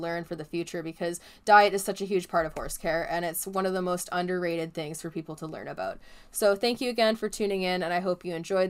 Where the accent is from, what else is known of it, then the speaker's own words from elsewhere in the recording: Canada; As a Canadian